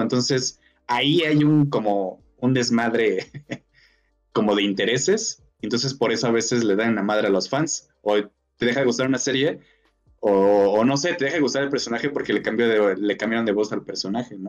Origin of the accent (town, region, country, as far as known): Mexico